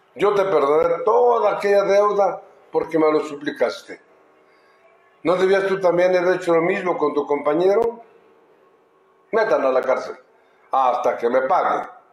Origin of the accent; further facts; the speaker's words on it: Telixtlahuaca, Oaxaca, Mexico; mi pueblo, en Telistahuaca